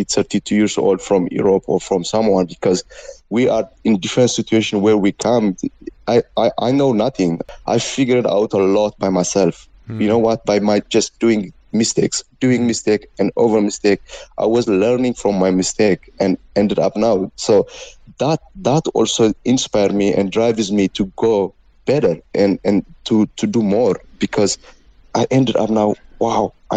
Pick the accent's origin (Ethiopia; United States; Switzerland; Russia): Ethiopia; English is a second language; moved away; I am from Africa. I from Ethiopia